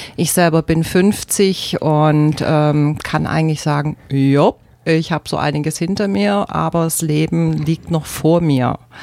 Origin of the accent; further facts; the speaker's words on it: Germany; aus Deutschland durfte halt aus Deutschland raus